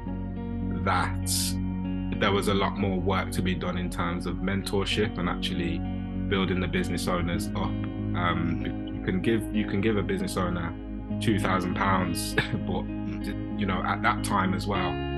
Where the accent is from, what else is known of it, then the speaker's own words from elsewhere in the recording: Birmingham, West Midlands, United Kingdom; I grew up in Erdington on a council estate